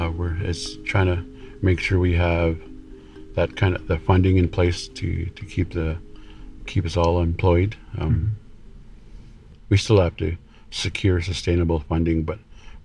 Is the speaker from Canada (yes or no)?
yes; Bella Coola, British Columbia, Canada; I was born and raised here in Bella Coola